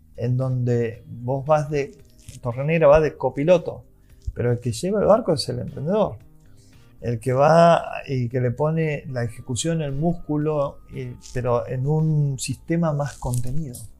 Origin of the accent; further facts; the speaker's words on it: Santiago del Estero, Argentina; vengo de Santiago del Estero